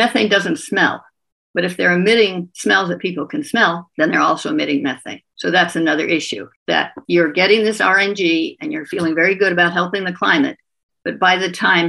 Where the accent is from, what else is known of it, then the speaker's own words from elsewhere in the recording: California, United States; moved away as an adult; also born or lived in Sweden / Vermont; now in Burlington, United States; I grew up in California and spent most of my adult life in Sweden, where I raised my family, and then moved back to California in 2010